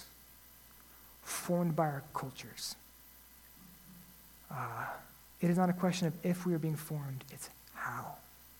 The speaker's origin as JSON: {"language": "English", "country": "United States", "said": "as an American"}